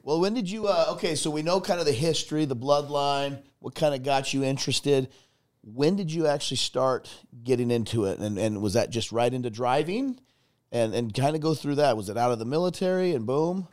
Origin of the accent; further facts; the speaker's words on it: Arizona, United States; I was born and raised in Arizona